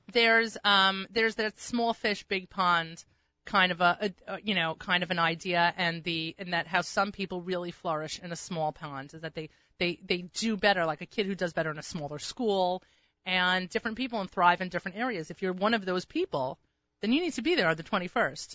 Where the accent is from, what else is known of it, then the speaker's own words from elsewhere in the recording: New Rochelle, New York, United States; I grew up in New Rochelle